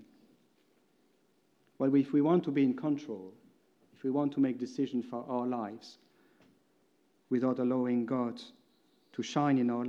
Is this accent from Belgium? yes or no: yes; Belgium; English is a second language; moved away as an adult; for me it meant moving from Belgium. You most probably by now heard that my accent is a bit strange.